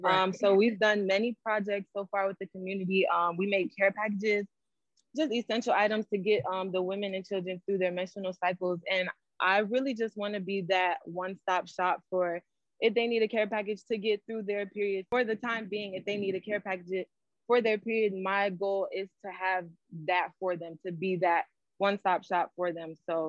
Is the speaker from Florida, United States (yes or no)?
yes; Fort Lauderdale, Florida, United States; I'm from Fort Lauderdale, Florida.